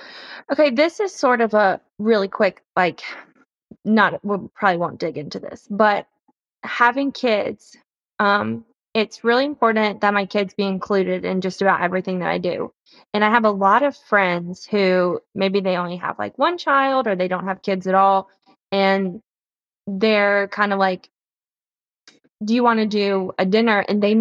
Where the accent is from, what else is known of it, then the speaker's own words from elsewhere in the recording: the South, United States; and I'm from the South. So like, if you don't write a thank you note, you might as well have just like set a fire in someone's lawn.